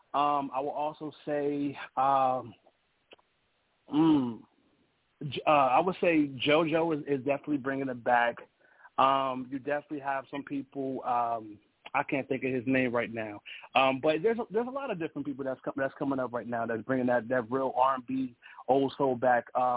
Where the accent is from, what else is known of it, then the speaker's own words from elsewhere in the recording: New Jersey, United States; now in Delaware, United States; I'm from Jersey and right now I live in Delaware